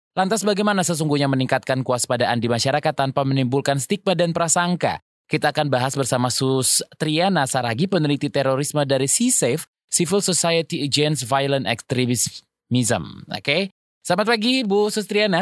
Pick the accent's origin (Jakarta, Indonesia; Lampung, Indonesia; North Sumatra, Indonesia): North Sumatra, Indonesia; Sibolga; ini adalah my hometown, kampung halaman saya, Sibolga